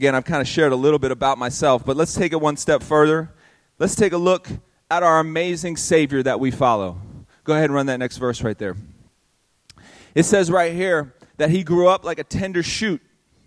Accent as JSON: {"language": "English", "town": "Tampa", "region": "Florida", "country": "United States", "tie": "born or raised there", "also_born_or_lived": "Miami", "said": "I was born in Miami, but I grew up in a town called Ybor City, which is one of the worst parts of Tampa"}